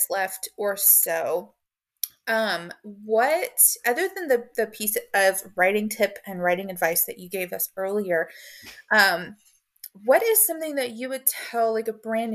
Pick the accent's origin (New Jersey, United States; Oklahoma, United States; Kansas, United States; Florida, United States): Oklahoma, United States; I am Southern girl from Oklahoma.